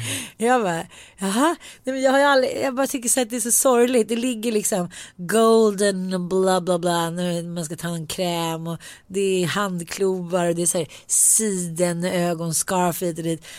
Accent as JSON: {"language": "Swedish", "country": "Sweden", "said": "jag är svensk"}